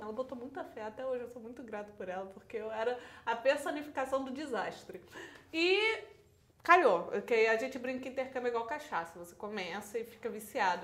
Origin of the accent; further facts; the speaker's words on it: Teresópolis, Rio de Janeiro, Brazil; Eu sou de Teresópolis